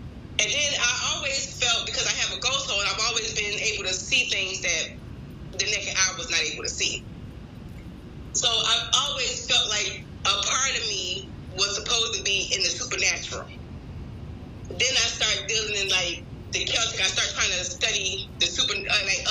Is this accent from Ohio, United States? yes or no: no; Philadelphia, Pennsylvania, United States; moved away; also born or lived in the South (US); I'm from Philadelphia.